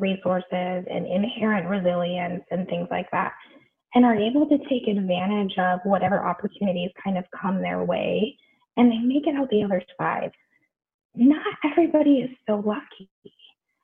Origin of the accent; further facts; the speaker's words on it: Bay Area, California, United States; I grew up in the Bay Area, which means that I spent a lot of time in San Francisco